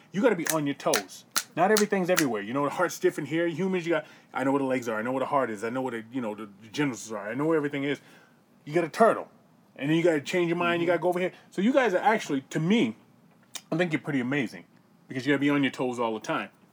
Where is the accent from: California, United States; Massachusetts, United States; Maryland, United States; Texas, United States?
Massachusetts, United States; Boston; I grew up in Boston